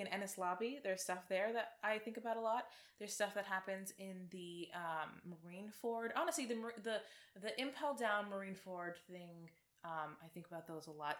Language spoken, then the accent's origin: English; Toronto, Ontario, Canada; we are from Toronto